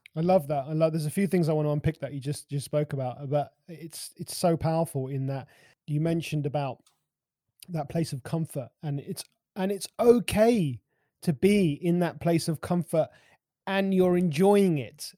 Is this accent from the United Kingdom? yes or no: yes; London, United Kingdom; I'm a Londoner. I mean, I live just on the outskirts of London.